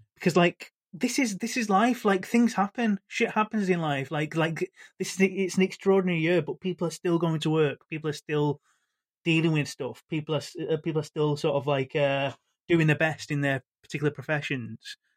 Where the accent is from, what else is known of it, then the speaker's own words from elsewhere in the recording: Manchester, North West England, United Kingdom; I'm from Manchester